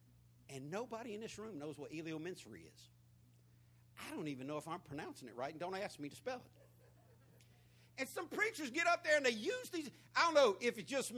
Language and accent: English; Florida, United States; Sweating me about my accent. And when I told him Florida, he said, no, you can't be from Florida.